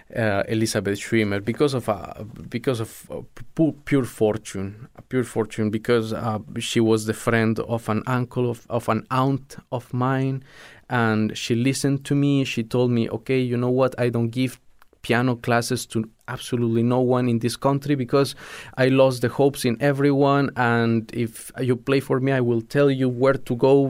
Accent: Sucre, Chuquisaca, Bolivia; moved away as an adult; also born or lived in La Paz; I am from Sucre, which is the capital of Bolivia

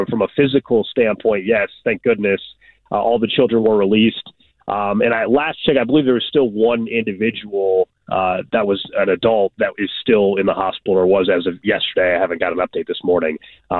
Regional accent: Kansas City, Missouri, United States; I grew up in Kansas City, and so anytime your hometown goes through something like

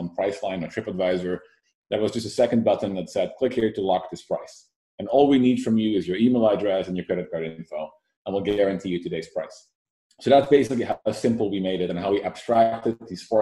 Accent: Netherlands; moved away as an adult; now in Silicon Valley, United States; I moved to Silicon Valley about 7 years ago, born and raised in the Netherlands

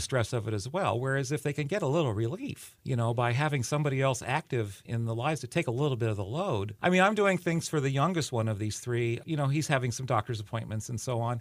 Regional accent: California, United States; moved away; I grew up in California

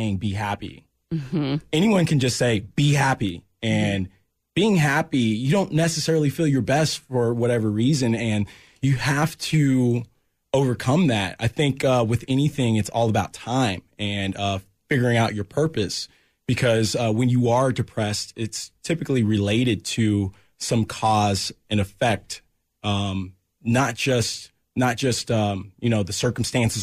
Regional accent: Olathe, Kansas, United States; also born or lived in Florida; born at KU Med, raised in Olathe

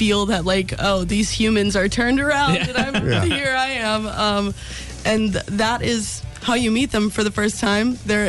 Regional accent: Clarks Summit, Pennsylvania, United States; I'm from Clark Summit, yeah. I went to Abington Heights High School, Abington all the way since kindergarten.

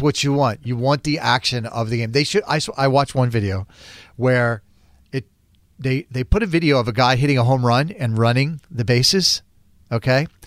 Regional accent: Florida, United States; moved away as an adult; I grew up in Florida, and I lived in Florida for a long time

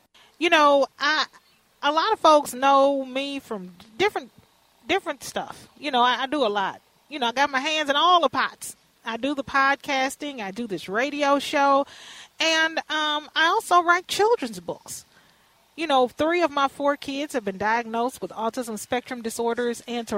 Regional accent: Houston, Texas, United States; now in Minneapolis, United States; when I was a little girl growing up in Fifth Ward in Houston

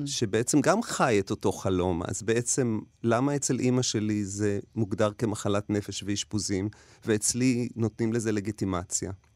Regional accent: Negba, Southern District, Israel; הייתי ילד חוץ בקיבוץ. גלתי בקיבוץ נגבה עם ילדי הקיבוץ

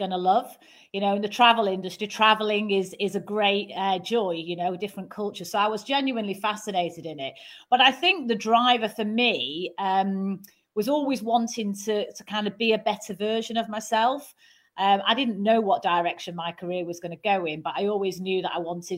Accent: Manchester, North West England, United Kingdom; accent: Mancunian; I'm a Mancunian

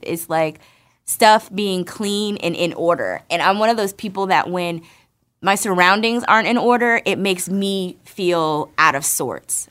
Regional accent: Irvington, New Jersey, United States; moved away; New Jersey, baby, where mommy's from, from Irvington, to be specific. I grew up on Linden Avenue

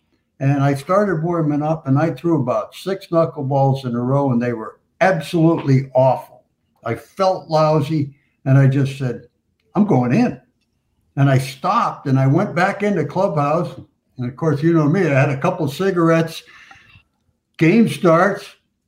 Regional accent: Hialeah, Florida, United States; So I grew up in Hialeah, Florida, went to Hialeah High School, get a chance to pitch for that team.

